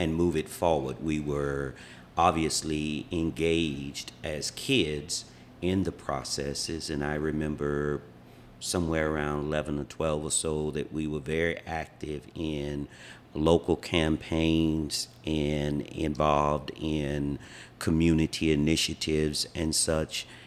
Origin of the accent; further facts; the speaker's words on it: Wilmington, North Carolina, United States; moved away as an adult; now in Hawaii, United States; I am from Wilmington, North Carolina, where I was born and raised